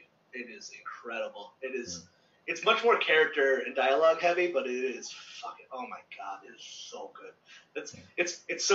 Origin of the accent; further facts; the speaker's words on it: Meriden, Connecticut, United States; moved away; I grew up in Meriden, Connecticut, which by no means is Baltimore